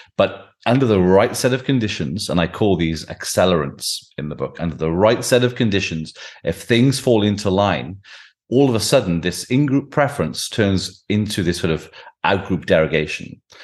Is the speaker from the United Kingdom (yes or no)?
yes; Welsh Valleys, Wales, United Kingdom; I grew up in the Welsh Valleys